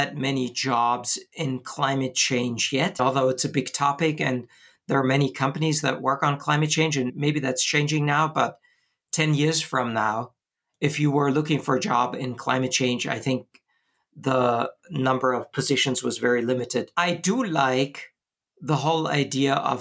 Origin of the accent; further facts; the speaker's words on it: Bonn, North Rhine-Westphalia, Germany; moved away as an adult; now in Switzerland; I come from Germany and studied computer science in my hometown, Bonn, Germany.